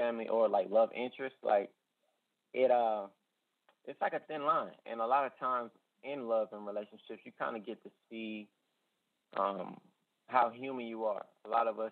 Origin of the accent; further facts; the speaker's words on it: Atlanta, Georgia, United States; now in Houston, United States; I'm from Atlanta.